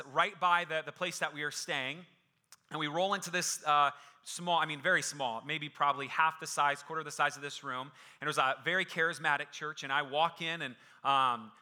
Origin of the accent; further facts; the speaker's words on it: Phoenix, Arizona, United States; I was born and raised in Phoenix